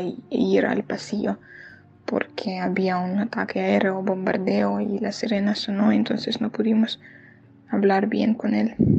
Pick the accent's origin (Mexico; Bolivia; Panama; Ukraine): Ukraine; moved away as an adult; now in Poland; la gente que permanece en Ucrania, por mi padre, por otras personas, amigos y conocidos y por mi ciudad favorita, Kiev, que es mi ciudad favorita de, no sé, de todo el mundo y por mi ciudad natal que fue rodeada por rusos